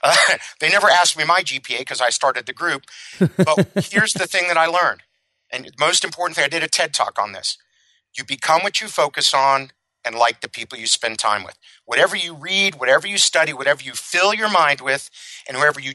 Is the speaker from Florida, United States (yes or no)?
yes; Miami, Florida, United States; I grew up in Miami, Florida, a very wealthy family.